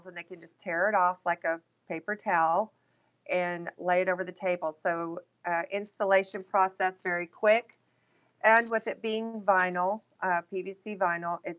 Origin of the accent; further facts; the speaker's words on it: Texas, United States; I am Texas born and raised.